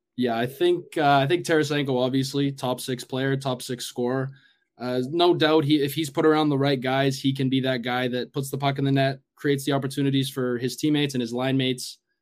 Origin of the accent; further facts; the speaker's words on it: Edmonton, Alberta, Canada; I'm from Edmonton